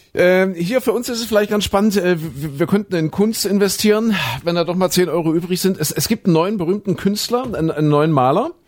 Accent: GDR, East Germany, Germany; ich bin ja in der DDR groß geworden als Kind noch

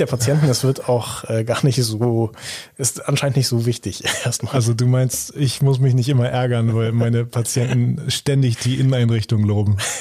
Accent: Büsum, Schleswig-Holstein, Germany; in meiner Heimatstadt in Büsum

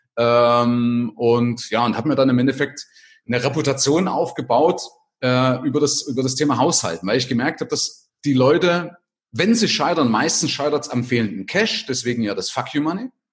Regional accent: Vogtland, Saxony, Germany; moved away as an adult; also born or lived in West Germany; also ursprünglich aus Sachsen, also aus dem Vogtland

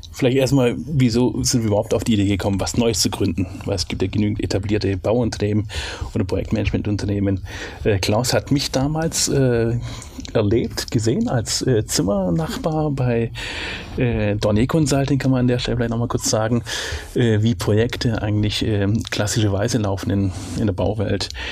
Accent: Swabia, Baden-Württemberg, Germany; accent: Swabian; ich bin Schwabe, in Schwabenland geboren und aufgewachsen.

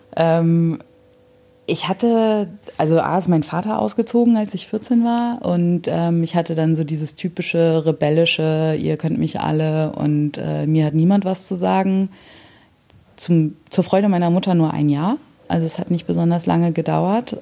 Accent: Hannover area, Lower Saxony, Germany; now in near Bremen, Germany; naja, so Hannover

